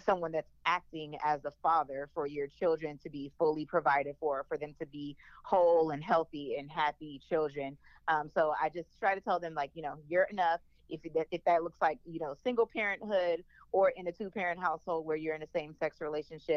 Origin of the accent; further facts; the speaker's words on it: New Orleans, Louisiana, United States; I'm from New Orleans